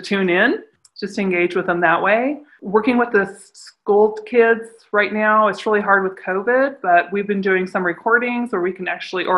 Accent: Cheyenne, Wyoming, United States; also born or lived in California; I was born in California, but I was raised all my life in Wyoming

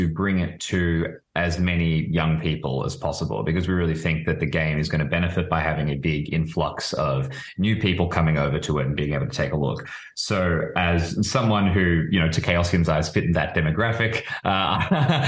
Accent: Melbourne, Victoria, Australia; I'm from Melbourne, Australia

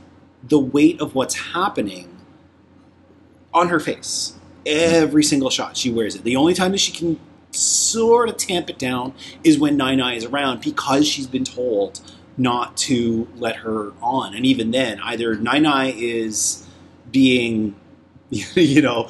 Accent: Toronto, Ontario, Canada; the first neighborhoods that I grew up in Toronto

